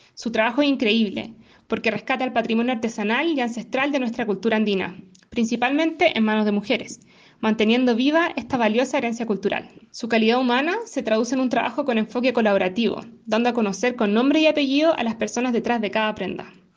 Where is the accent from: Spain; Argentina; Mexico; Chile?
Chile